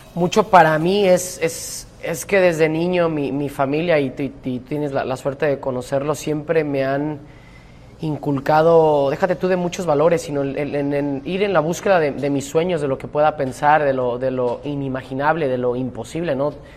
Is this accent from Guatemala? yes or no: no; Mexico; moved away; nosotros mismos los mexicanos